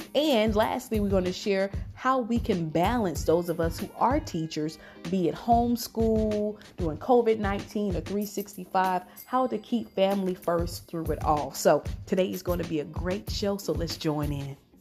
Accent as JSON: {"language": "English", "region": "Georgia", "country": "United States", "said": "I'm from Georgia"}